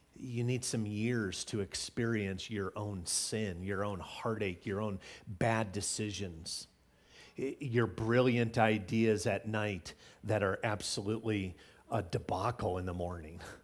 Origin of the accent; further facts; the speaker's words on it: Illinois, United States; Growing up in Illinois, we had tornado drills all the time